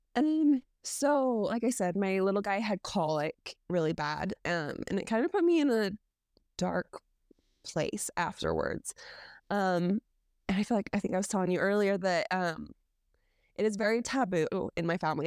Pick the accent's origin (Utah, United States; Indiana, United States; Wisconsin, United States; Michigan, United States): Utah, United States; I grew up here in Utah